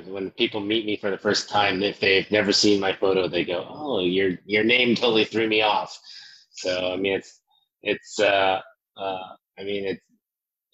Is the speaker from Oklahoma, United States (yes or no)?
yes; Bartlesville, Oklahoma, United States; moved away as an adult; also born or lived in Seoul, South Korea; I grew up in Oklahoma, in a little town called Bartlesville